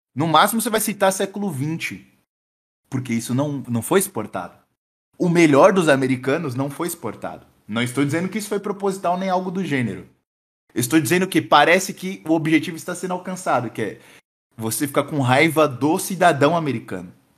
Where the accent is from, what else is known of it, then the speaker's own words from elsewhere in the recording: Rio Grande do Sul, Brazil; Sou do Sul, mas não de. Sou do Rio Grande.